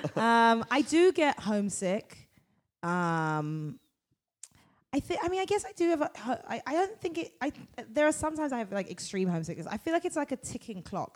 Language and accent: English; London, United Kingdom; moved away as an adult; now in United States; I'm from London. My family are from the Caribbean, um, yeah. but I am originally. I was born in London.